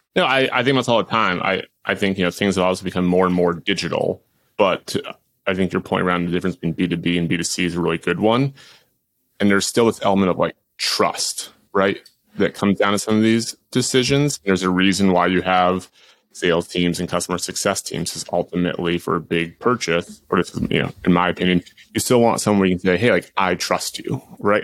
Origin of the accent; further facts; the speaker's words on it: Boston, Massachusetts, United States; I grew up in Boston